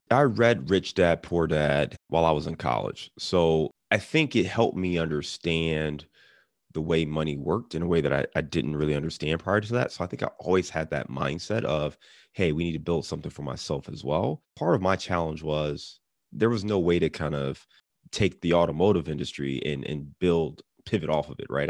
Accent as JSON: {"language": "English", "town": "Cleveland", "region": "Ohio", "country": "United States", "moved": "yes", "lives_now": "Cincinnati, United States", "said": "I'm, I'm in Cincinnati now, and I'm from Cleveland"}